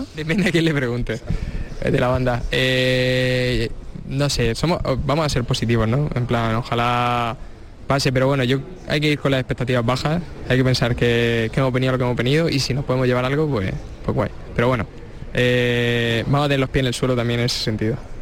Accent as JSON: {"language": "Spanish", "town": "Cartagena", "region": "Region of Murcia", "country": "Spain", "tie": "born or raised there", "said": "somos chavales de Cartagena, y, tampoco que hubiéramos salido mucho de ahí"}